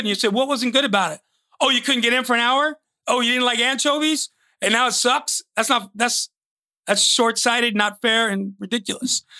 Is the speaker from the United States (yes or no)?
yes; New York, United States; moved away; also born or lived in Phoenix, Arizona; growing up in New York